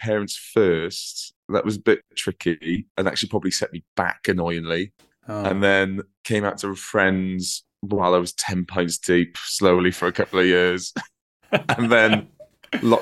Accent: Merthyr Tydfil, Wales, United Kingdom; also born or lived in Rhondda Valley; I'm from Merthyr Tydfil.

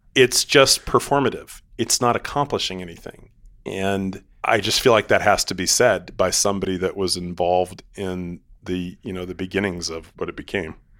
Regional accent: Seattle, Washington, United States; I'm from Seattle, and my mom ran a international adoption agency

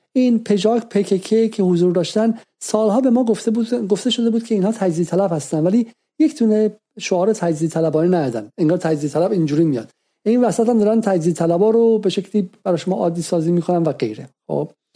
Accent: Iran; moved away as an adult; در دهه اواخر دهه هفتاد از ایران بیرون اومدم

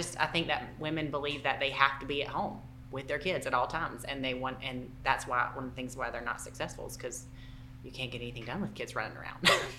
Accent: Southern United States, United States; accent: Southern; if you can't understand my Southern accent.

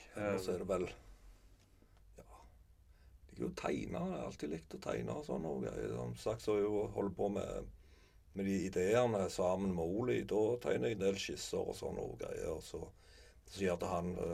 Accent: Sandnes, Rogaland, Norway; also born or lived in Reve / Klepp stasjon; Jeg er fra Sandnes, eh, men jeg har bodd Etter mor og far ble skilte, så bodde jeg òg noen år på Reve. Og på Klepp stasjon. Mm. men mest i Sandnes, da.

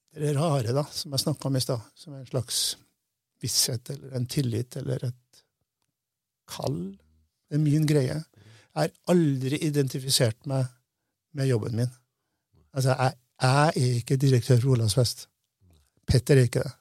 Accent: Namsos, Trøndelag, Norway; first language Norwegian; moved away as an adult; Jeg vokste opp i Namsos. Så flytta jeg herfra da jeg var 20.

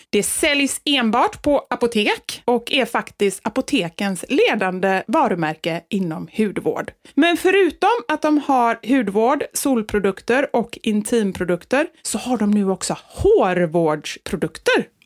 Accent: Sweden; vi är ju svenskar

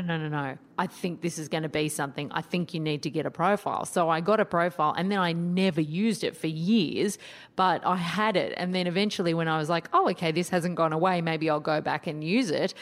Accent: Sydney, New South Wales, Australia; in Sydney, my hometown

